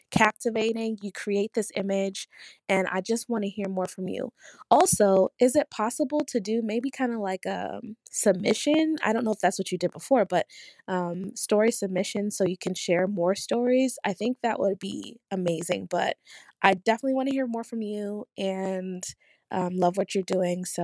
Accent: California, United States; I am from California.

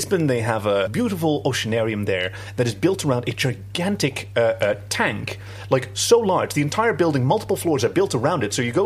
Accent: Netherlands; we come from the Netherlands, which is flat as a mirror

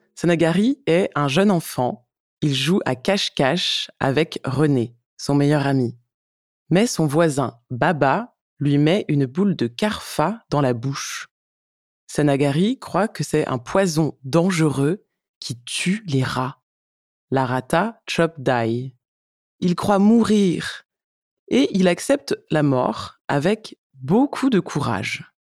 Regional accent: France; je suis française

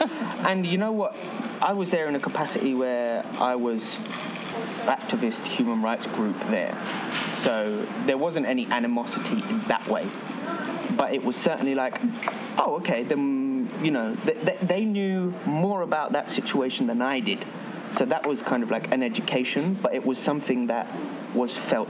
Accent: England, United Kingdom; The most reaction to me being English comes after people being excited that I'm with a Greek.

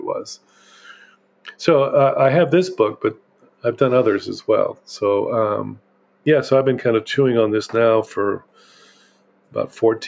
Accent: Houston, Texas, United States; moved away as an adult; also born or lived in Guatemala; We grew up in Houston, Texas, in the U.S.

